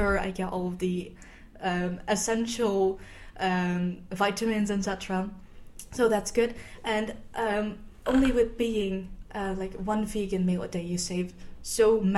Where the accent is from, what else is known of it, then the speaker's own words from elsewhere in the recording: Netherlands; I am from the Netherlands